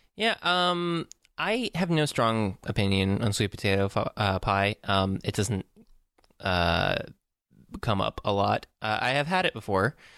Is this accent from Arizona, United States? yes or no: no; Tampa, Florida, United States; I'm from Tampa, Florida